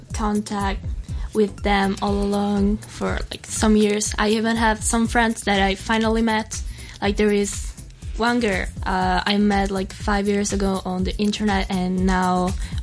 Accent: Italy; moved away as an adult; now in Hong Kong; I come from Italy

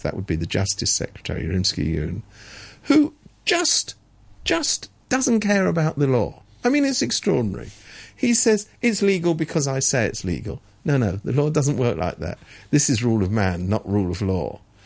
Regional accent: England, United Kingdom; I'm I'm from England

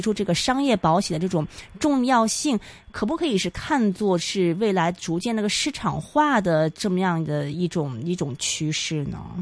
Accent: China; 我也是内地人

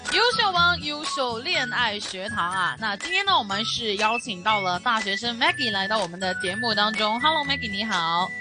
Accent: Hong Kong; 我们香港这边

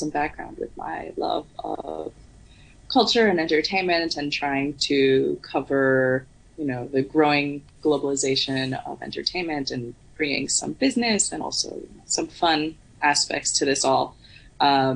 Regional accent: United States; accent: American; moved away as an adult; also born or lived in New York; now in Hong Kong; I don't know if you can hear from my accent, but I am American. Before I came to Hong Kong, I was based in New York.

